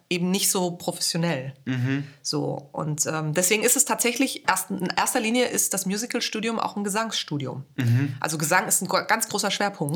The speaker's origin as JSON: {"language": "German", "region": "Hesse", "country": "Germany", "tie": "born or raised there", "also_born_or_lived": "Vienna, Austria", "first_language": "German", "moved": "as an adult", "said": "Ich bin in Hessen geboren und aufgewachsen"}